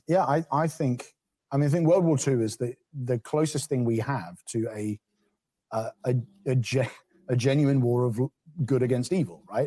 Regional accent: England, United Kingdom; as an English person

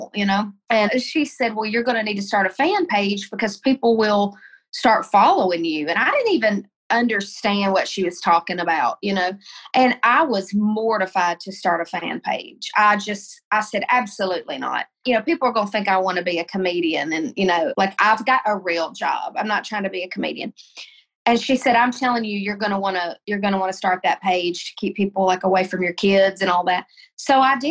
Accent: Tennessee, United States; moved away as an adult; also born or lived in Colorado; I moved home from Colorado. I was in Colorado, and I moved home to Tennessee, moved in with my parents

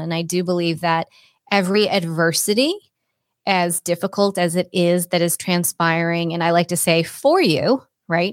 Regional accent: Cape Cod, Massachusetts, United States; moved away as an adult; also born or lived in Boulder, Colorado; I grew up on Cape Cod.

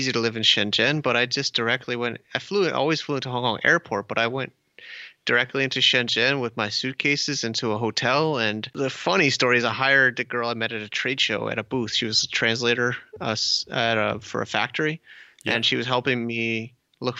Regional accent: United States; moved away as an adult; also born or lived in New York; now in China; I'm American myself

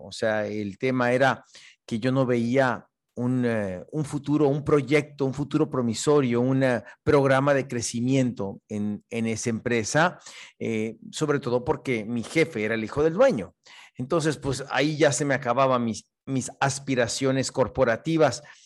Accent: Mexico; soy un bambuzote mexicano

